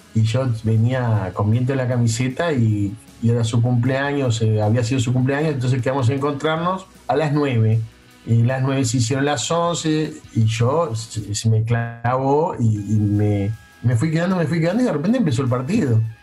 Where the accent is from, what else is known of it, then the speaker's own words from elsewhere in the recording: Uruguay; los uruguayos pensamos que tenemos, que sabemos algo de esto que no todo el mundo lo sabe